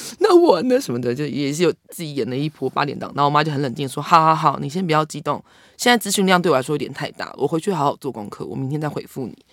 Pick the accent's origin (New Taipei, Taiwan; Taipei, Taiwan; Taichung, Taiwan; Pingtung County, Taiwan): Taichung, Taiwan; moved away as an adult; now in Zhubei, Taiwan; 我的爷爷奶奶家是在竹北，嗯。在新竹。但是我爸爸， 呃，在我很小的时候就来台中工作，嗯。所以我是在台中长大的。然后，所以竹北是我的老家